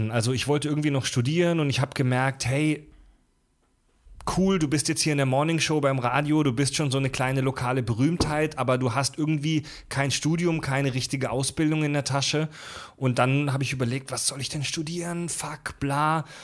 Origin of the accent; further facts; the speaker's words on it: Kieselbronn, Baden-Württemberg, Germany; Ähm, aufgewachsen in Kieselbronn, in der Nähe von Pforzheim, in der Nähe von Stuttgart.